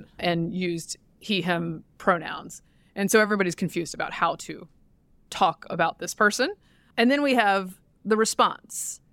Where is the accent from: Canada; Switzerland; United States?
United States; the South, Southern United States; now in Washington, D.C., United States; I, as a Southerner